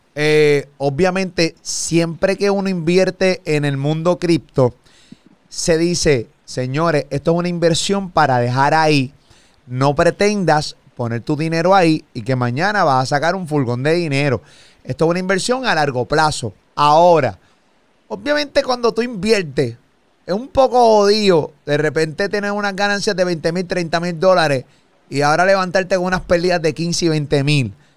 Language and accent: Spanish; Puerto Rico; soy, mega puertorriqueño, yo quiero morir en mi tierra